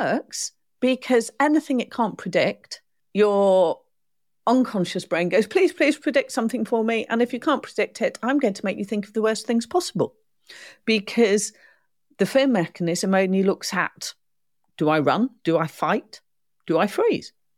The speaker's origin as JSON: {"language": "English", "country": "United Kingdom", "said": "I'm a first stroke, second generation child of immigrants. I'm not English per se. My mum's not English, my dad's not English. And marheen similarly, so whether it's been war or whether it's been economic reasons, we've arrived in the U K."}